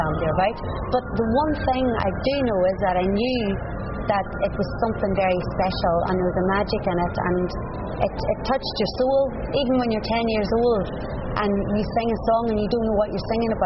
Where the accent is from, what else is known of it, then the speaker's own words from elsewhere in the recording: Dungiven, Northern Ireland, United Kingdom; now in England; I'm from County Derry, and the town that I'm from, Dungiven